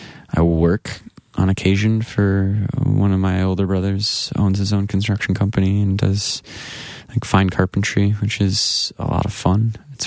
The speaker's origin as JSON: {"language": "English", "town": "Grand Rapids", "region": "Michigan", "country": "United States", "tie": "born or raised there", "said": "I moved just in my hometown of Grand Rapids."}